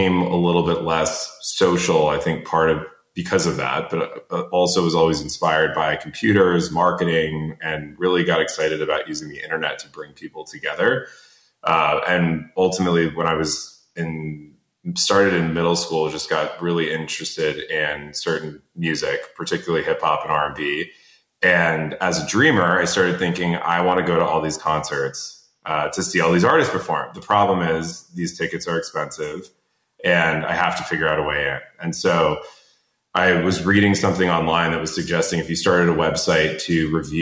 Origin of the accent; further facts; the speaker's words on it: Connecticut, United States; also born or lived in Chicago, Illinois; we grew up in Connecticut.